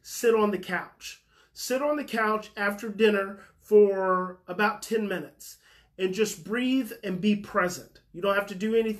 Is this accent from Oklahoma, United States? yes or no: yes; Muskogee, Oklahoma, United States; I was born in Muskogee, Oklahoma